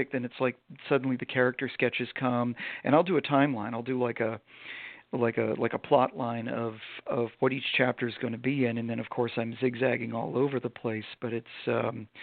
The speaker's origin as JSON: {"language": "English", "region": "Vermont", "country": "United States", "tie": "born or raised there", "said": "I grew up in Vermont"}